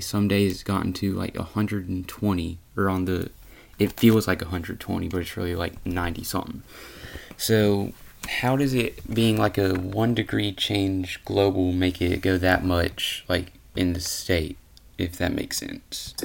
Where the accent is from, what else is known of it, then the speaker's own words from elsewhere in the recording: Louisiana, United States; I'm from Louisiana